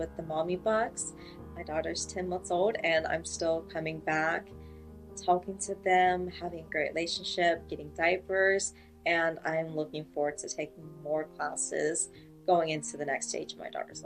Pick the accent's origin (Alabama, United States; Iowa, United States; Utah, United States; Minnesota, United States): Alabama, United States; I'm from Alabama